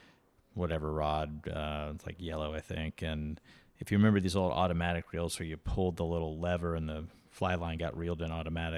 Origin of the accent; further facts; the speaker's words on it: Destin, Florida, United States; He's a fighter pilot over where I grew up near Destin.